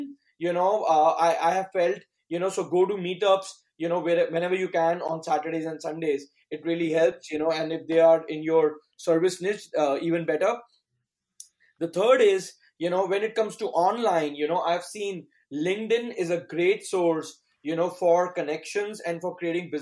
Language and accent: English; New Delhi, Delhi, India; also born or lived in United States; I'm from New Delhi, India.